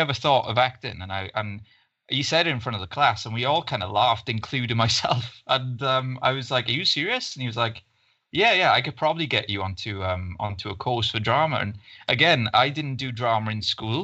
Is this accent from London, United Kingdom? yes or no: no; Ystradgynlais, Wales, United Kingdom; I kind of grew up there and everything, and it's just this small town just outside of Swansea, in the Swansea Valleys.